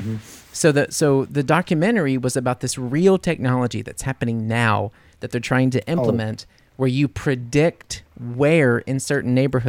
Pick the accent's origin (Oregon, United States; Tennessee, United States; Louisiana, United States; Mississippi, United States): Louisiana, United States; New Orleans; Come on, I'm from New Orleans.